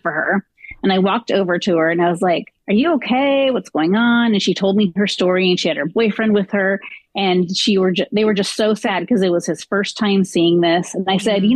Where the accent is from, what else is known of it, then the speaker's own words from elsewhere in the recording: Southern California, United States; I grew up in Southern California